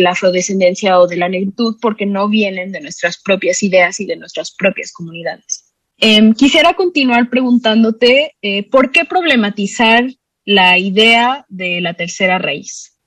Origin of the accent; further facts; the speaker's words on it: Xalapa, Veracruz, Mexico; moved away as an adult; also born or lived in Mexico City; yo que soy de Veracruz, no me enteré de la existencia de Yanga como un personaje tan importante de la historia hasta que me fui a estudiar a la UNAM, ¿no? Y eso pues se me hace terrible porque es además una comunidad que está dos horas de aquí de Jalapa, donde yo fui a la escuela